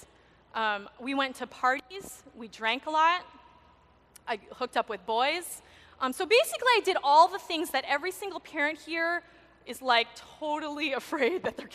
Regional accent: Maui, Hawaii, United States; I was born and raised on Maui

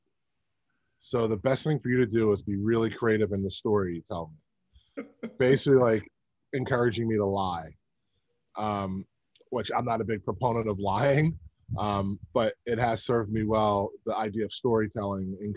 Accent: Philadelphia, Pennsylvania, United States; I was born in Lankenau Hospital in Philadelphia, Woo! PA

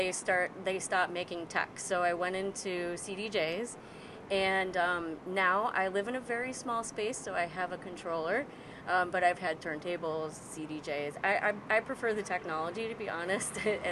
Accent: Rochester, New York, United States; moved away as an adult; now in Brooklyn, United States; I live in Brooklyn. I'm from Rochester, New York

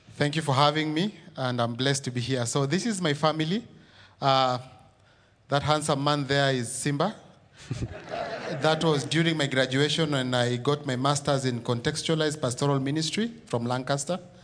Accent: Nairobi, Kenya; I was born and raised in Kibera. So Kibera is in, uh, East Africa, in a country called Kenya

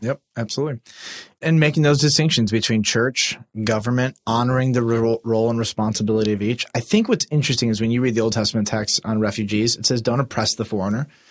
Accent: United States; we identified, before we identified as Americans, we, we identified as Christians

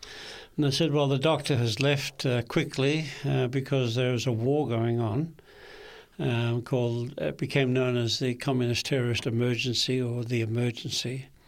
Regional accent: Kempsey, New South Wales, Australia; also born or lived in Sydney; I was born in Sydney at the Royal Hospitals for Women in Paddington. For a while there, I thought I should have been born in a man's hospital, but I learned better. But my first 4 years, our hometown was Kempsey in the mid-north coast of New South Wales.

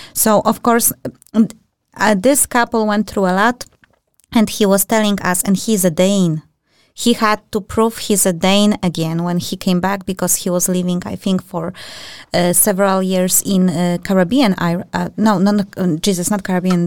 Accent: Poland; now in Denmark; I'm from European Union, just like Marta, we are Polish

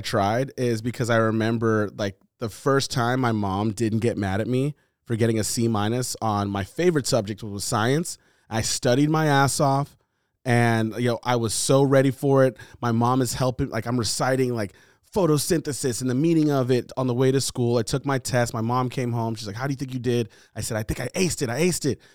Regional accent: United States; I was born here.

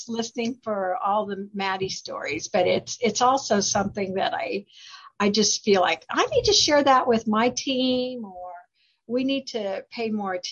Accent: Kansas, United States; moved away as an adult; also born or lived in Branson, Missouri / Arkansas; I was born and raised in Kansas

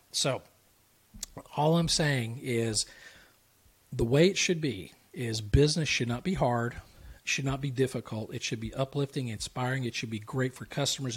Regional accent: the South, United States; I'm from the South

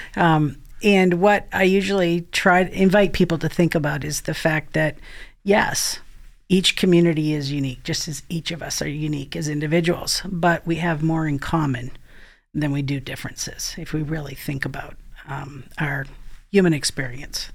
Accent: Maine, United States; So I actually am from Maine, um, which some of you may be able to pick up in my accent

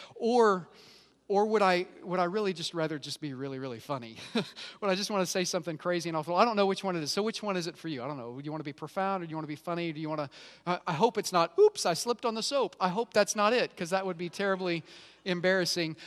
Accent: Oklahoma, United States; I grew up in Oklahoma, so I've kinda got redneck flowing through my bane, veins.

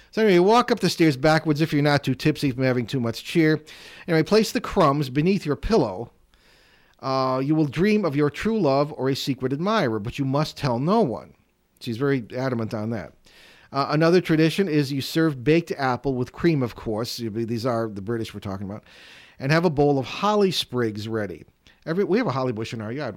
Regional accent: Connecticut, United States; I grew up in Connecticut

